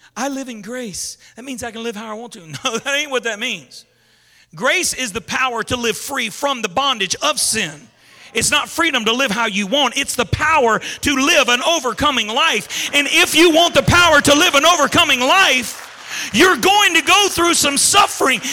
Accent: Baton Rouge, Louisiana, United States; I grew up in Zion City in Baton Rouge.

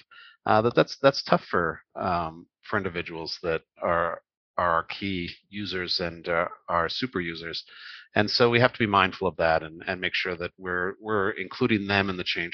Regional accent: Canada; grew up in Canada. I'm Canadian.

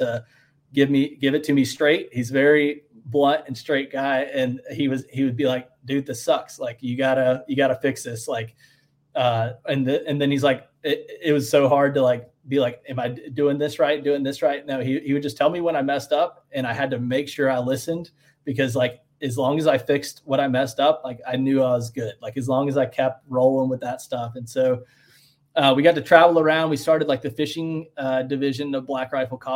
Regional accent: Western North Carolina, United States; also born or lived in Mint Hill, North Carolina; I growing up in Western North Carolina

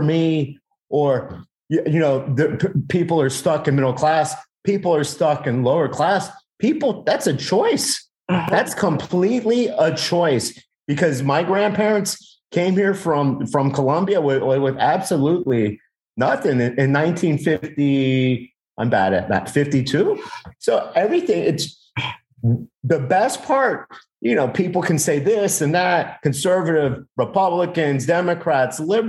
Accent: Miami, Florida, United States; this ain't the Miami I'm from. I'm from a place called Westchester, blue collar, right now, 100% Latino.

